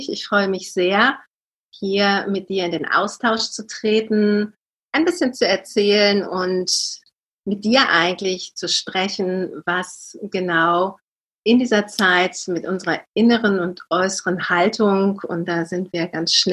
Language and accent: German; Hanover, Lower Saxony, Germany; born there; now in Cologne, Germany; ich lebe in Köln schon seit über 20 Jahren bin aber gebürtige Hannoveranerin, tatsächlich aus Niedersachsen